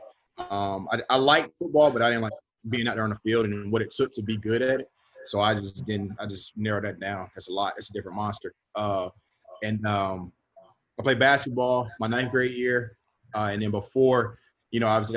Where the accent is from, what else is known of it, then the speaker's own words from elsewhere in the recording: Stockbridge, Georgia, United States; also born or lived in Atlanta, Georgia; I'm from Atlanta, Georgia. I grew up actually 30 minutes south of Atlanta. So I was kind of like raised in Stockbridge, Elmwood area